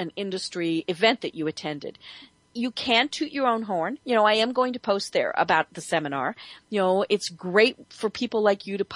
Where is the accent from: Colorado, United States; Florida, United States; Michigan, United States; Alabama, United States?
Colorado, United States; everyone in Colorado, which is my home state.